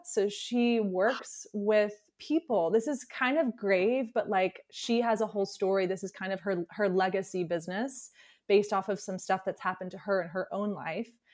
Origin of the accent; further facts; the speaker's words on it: Alabama, United States; moved away; I grew up in the South, so I'm from Alabama originally